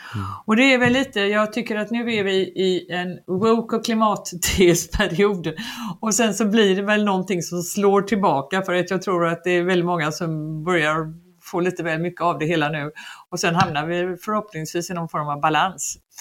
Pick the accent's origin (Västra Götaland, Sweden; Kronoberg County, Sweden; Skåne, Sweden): Västra Götaland, Sweden; Gothenburg; moved away as an adult; also born or lived in Paris; som den göteborgare jag var